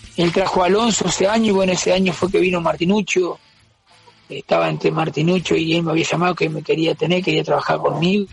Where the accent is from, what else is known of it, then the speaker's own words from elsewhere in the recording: Paso de los Toros, Tacuarembó, Uruguay; moved away as an adult; also born or lived in Montevideo; Yo me fui en el 98 de acá de Paso los Toros